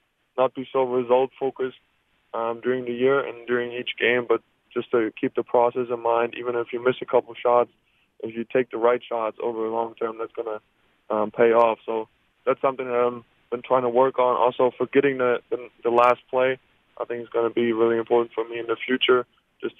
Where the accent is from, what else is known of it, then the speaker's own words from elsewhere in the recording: Germany; moved away as an adult; growing up in Germany